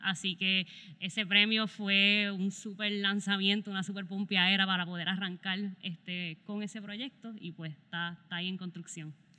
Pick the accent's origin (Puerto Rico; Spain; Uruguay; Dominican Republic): Puerto Rico; southwest Puerto Rico; crecimos haciendo cine en Mayagüez juntos